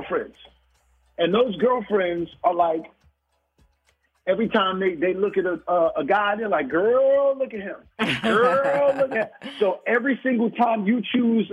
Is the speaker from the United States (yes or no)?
yes; New York City, New York, United States; I grew up in the hood. I grew up in Brooklyn